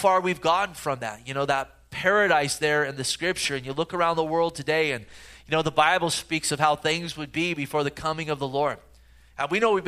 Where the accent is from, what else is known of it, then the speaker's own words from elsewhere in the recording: the Bay Area, California, United States; growing up in the Bay Area